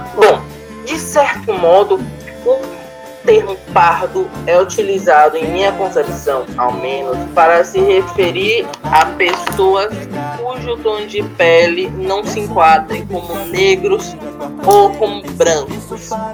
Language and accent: Portuguese; Brazil; Falando como brasileiro